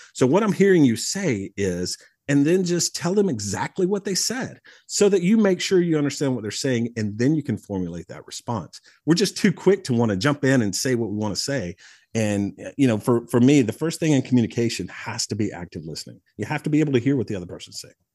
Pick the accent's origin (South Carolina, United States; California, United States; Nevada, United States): South Carolina, United States; Mauldin; I grew up in the upstate of South Carolina, so I was raised just outside of Malden, you know, in, in Greenville County